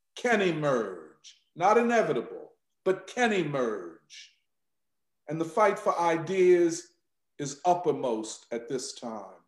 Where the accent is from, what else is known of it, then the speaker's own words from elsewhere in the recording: Philadelphia, Pennsylvania, United States; I'm from Philadelphia.